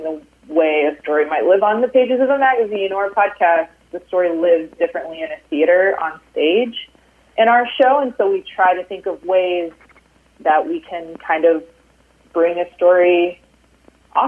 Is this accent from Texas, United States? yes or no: yes; Austin, Texas, United States; Austin with my hometown crowd